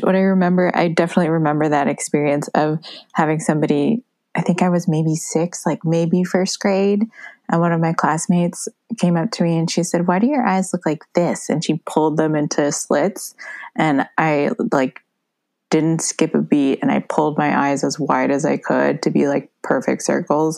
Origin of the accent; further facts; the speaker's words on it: United States; also born or lived in Taiwan; This is in my hometown where I was born and raised.